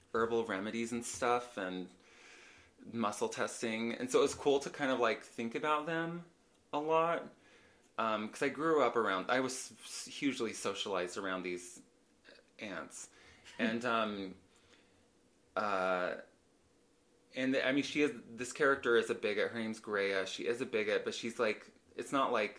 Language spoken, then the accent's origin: English; Idaho, United States; now in Utah, United States; I did lots of acting growing up in Idaho